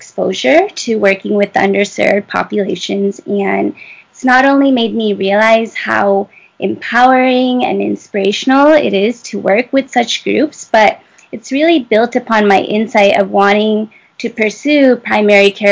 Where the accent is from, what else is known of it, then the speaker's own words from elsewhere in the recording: Michigan, United States; I'm originally from Michigan